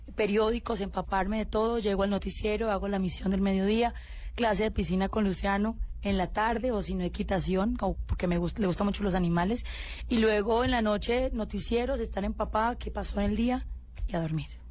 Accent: Colombia; yo soy una colombiana común y corriente

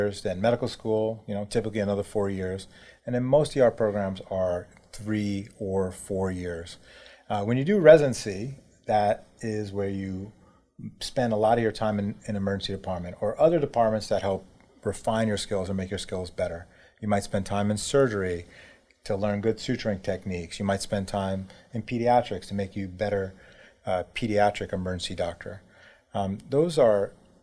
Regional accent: New York City, New York, United States; I grew up in New York City

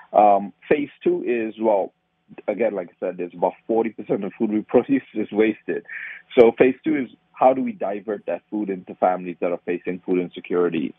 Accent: Trinidad & Tobago; moved away as an adult; also born or lived in Baltimore, United States; now in United States; I grew up in Trinidad. I, I grew up around the sugarcane fields.

